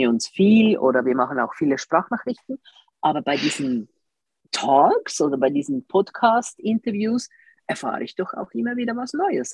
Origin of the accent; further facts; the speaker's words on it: Switzerland; bei uns in der Schweiz